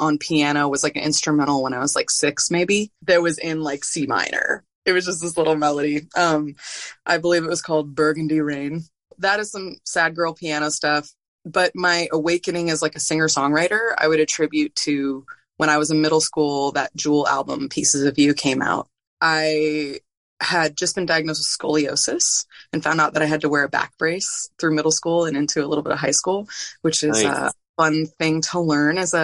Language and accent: English; San Francisco Bay Area, California, United States; I'm from the San Francisco Bay Area.